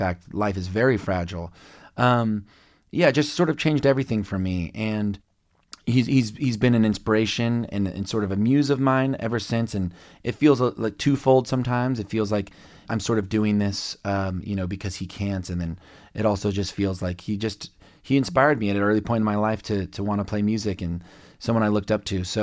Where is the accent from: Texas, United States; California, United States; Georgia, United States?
Texas, United States; Lubbock; born there; I was born in Lubbock, Texas, and … is from there, and he died in a plane crash.